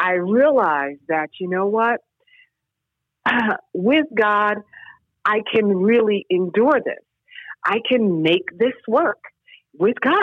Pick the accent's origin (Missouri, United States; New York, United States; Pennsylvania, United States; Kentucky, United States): New York, United States; New York City; also born or lived in Syracuse; I grew up in New York City